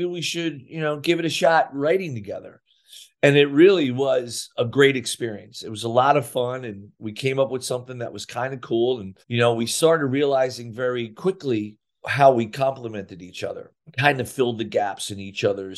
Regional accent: Sayreville, New Jersey, United States; I couldn't get a job in my hometown of Sayreville

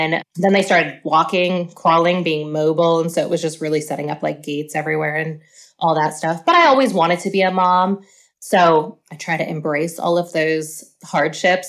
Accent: Pennsylvania, United States; moved away as an adult; now in Oklahoma, United States; I'm originally from Pennsylvania and I moved here for work, met my husband, got married, had kids

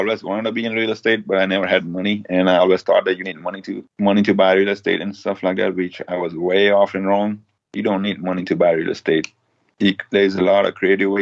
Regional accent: India; also born or lived in Florida; now in United States; I grew up in tent in India

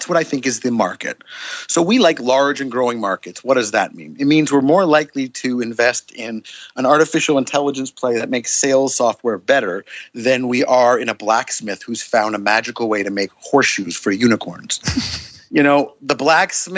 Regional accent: Canada; I'm a Canadian

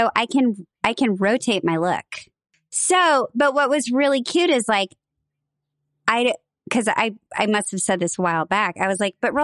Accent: Bellevue, Nebraska, United States; moved away as an adult; I loved growing up there, but as a gay person, as a little tiny gay girl

